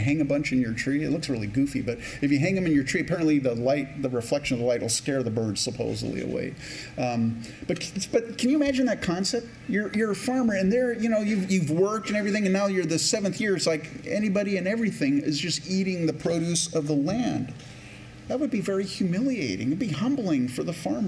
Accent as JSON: {"language": "English", "town": "Campbell", "region": "California", "country": "United States", "tie": "born or raised there", "also_born_or_lived": "Canada / San Jose, California", "moved": "yes", "lives_now": "Rochester, United States", "said": "I grew up in what's now called Silicon Valley, but before it used to be the prune capital of the world, San Jose, California. And actually in Campbell, California is where I first grew up"}